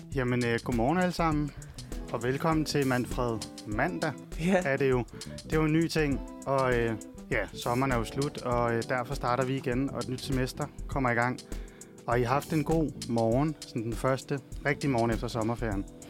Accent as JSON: {"language": "Danish", "town": "Hundested", "region": "Capital Region of Denmark", "country": "Denmark", "moved": "yes", "lives_now": "Copenhagen, Denmark", "said": "Hundested, hvor jeg er fra"}